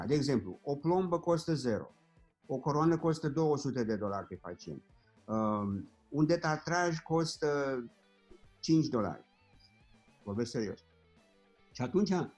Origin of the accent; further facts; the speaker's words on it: Orăștie, Hunedoara County, Romania; also born or lived in Germany; now in Florida, United States; la orăștie, de unde sunt eu